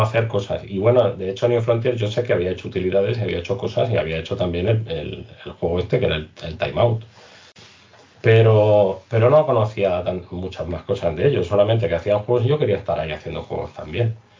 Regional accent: Spain; nosotros como españoles

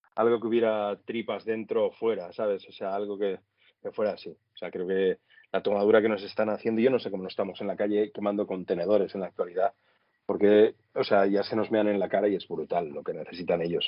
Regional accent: Flix, Catalonia, Spain; moved away as an adult; also born or lived in Sitges; soy de Flix, eh, sí que nací en Sitges, porque la familia de mi madre pues, era de Sitges

